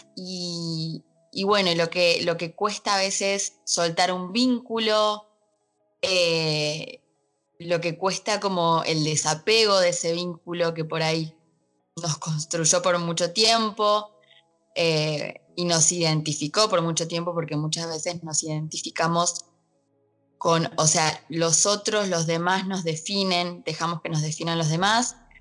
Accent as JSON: {"language": "Spanish", "country": "Argentina", "said": "acá en Argentina, de donde soy"}